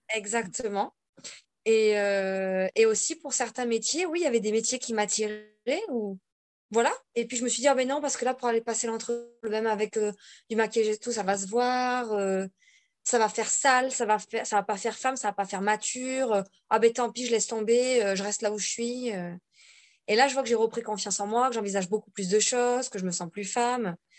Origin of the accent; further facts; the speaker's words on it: Bordeaux, Nouvelle-Aquitaine, France; now in Corsica, France; Je vis toute seule en Corse. À la base, je suis donc de Bordeaux.